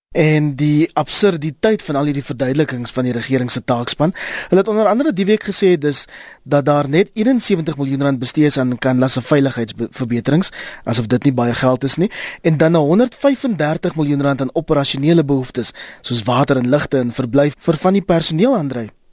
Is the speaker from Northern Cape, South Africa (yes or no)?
no; Kraaifontein, Western Cape, South Africa; Kraaifontein daar waar ek vandaan kom.